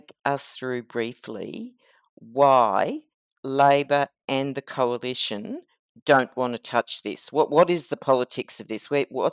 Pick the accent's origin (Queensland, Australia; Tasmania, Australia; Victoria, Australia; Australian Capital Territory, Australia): Queensland, Australia; moved away as an adult; now in New South Wales, Australia; being a Queenslander, just moved down to New South Wales when COVID hit